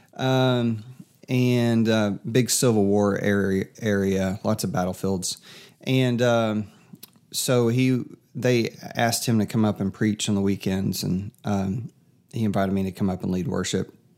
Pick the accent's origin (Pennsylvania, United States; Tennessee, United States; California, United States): Tennessee, United States; Kingsport; also born or lived in Fredericksburg, Virginia; now in Murfreesboro, United States; I am from East Tennessee, so right now we're in the great Middle Tennessee area